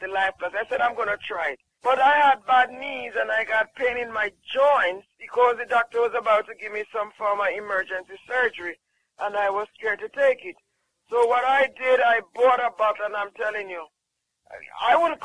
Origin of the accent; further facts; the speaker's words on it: Jamaica; I'm from Jamaica